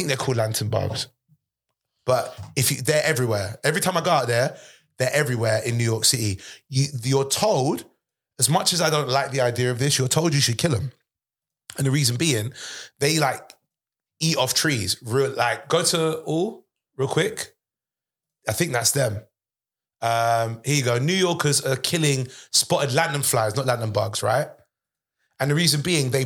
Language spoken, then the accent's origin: English; London, United Kingdom; I'm from Northwest London originally